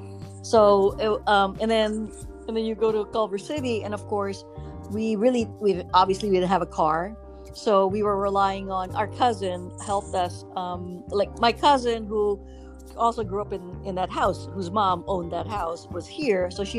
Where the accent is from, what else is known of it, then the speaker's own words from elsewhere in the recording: Manila, Metro Manila, Philippines; now in Los Angeles, United States; because I grew up in Manila, so you can get around pretty much without a car.